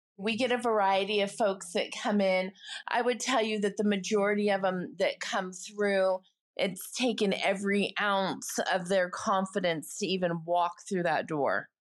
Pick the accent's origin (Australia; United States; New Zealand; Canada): United States; moved away as an adult; now in United Kingdom; I'm an American who very recently moved to the U K